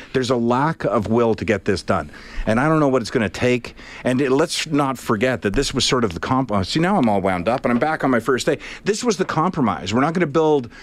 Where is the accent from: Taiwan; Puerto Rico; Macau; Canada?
Canada; we're Canadian